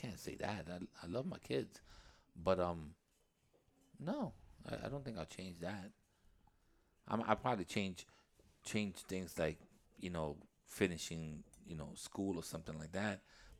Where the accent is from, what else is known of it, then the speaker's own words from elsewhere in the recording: England, United Kingdom; I'm English. My English and my Spanish are horrible, so you better beware.